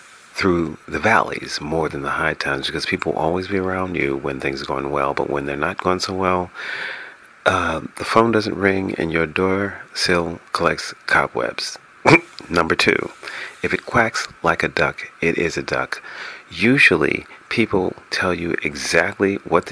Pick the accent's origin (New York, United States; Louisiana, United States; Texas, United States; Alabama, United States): New York, United States; New York City; moved away as an adult; also born or lived in Los Angeles, California; broadcasting from my hometown, New York City